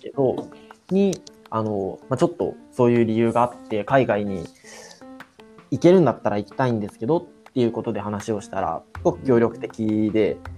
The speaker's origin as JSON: {"language": "Japanese", "town": "Yokosuka", "region": "Kanagawa", "country": "Japan", "tie": "born or raised there", "said": "僕の実家がある市があの神奈川県の横須賀市っていうところなんですけど"}